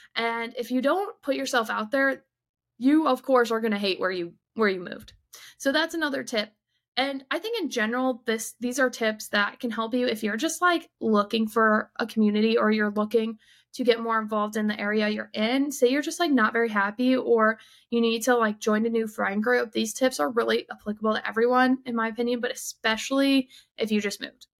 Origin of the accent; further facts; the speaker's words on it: southeastern Michigan, United States; moved away as an adult; I grew up in southeastern Michigan